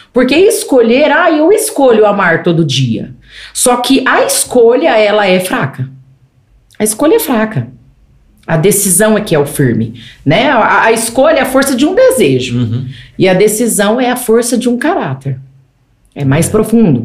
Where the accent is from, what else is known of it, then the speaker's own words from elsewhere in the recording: Greater São Paulo, Brazil; Eu fui criada na Grande São Paulo. Eu fui criada em apartamento.